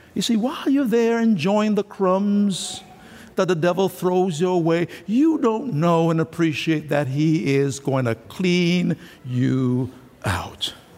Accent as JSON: {"language": "English", "country": "Jamaica", "tie": "born or raised there", "moved": "yes", "said": "when I was a boy growing up in Jamaica"}